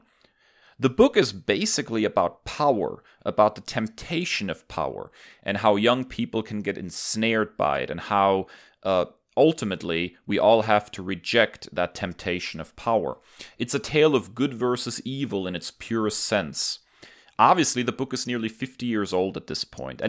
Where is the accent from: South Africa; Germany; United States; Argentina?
Germany; moved away; As a kid growing up in Germany